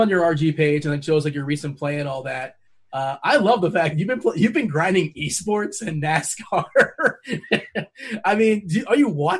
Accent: South Florida, United States; I'm from South Florida

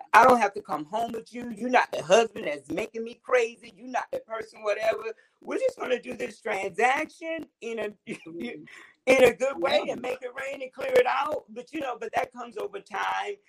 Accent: Orangeburg, South Carolina, United States; I'm from Orangeburg.

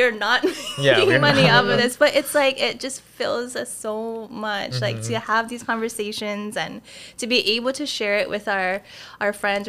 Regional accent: Kau, Hawaii, United States; also born or lived in Waimea, Hawaii; I did not grow up there. Mm-hmm. I grew up in Kau

